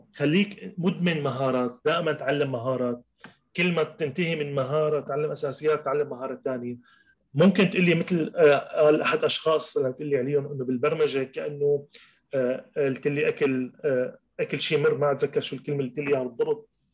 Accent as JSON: {"language": "Arabic", "town": "Latakia", "region": "Latakia Governorate", "country": "Syria", "tie": "born or raised there", "moved": "as an adult", "said": "رجعت على اللاذقيه على مدينتي اللاذقيه"}